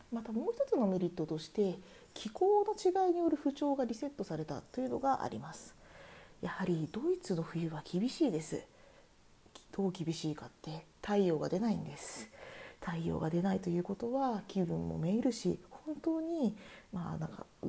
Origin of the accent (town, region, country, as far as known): Japan; now in Germany